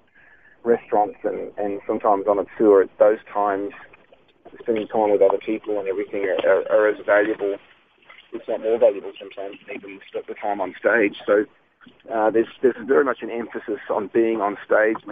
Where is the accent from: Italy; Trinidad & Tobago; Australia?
Australia; now in United States; I'm Aussie